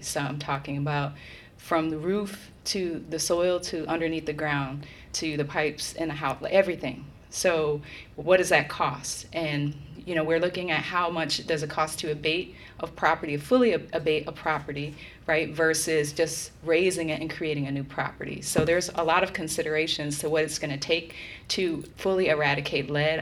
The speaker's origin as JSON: {"language": "English", "town": "Milwaukee", "region": "Wisconsin", "country": "United States", "tie": "born or raised there", "moved": "yes", "said": "come home to serve my hometown"}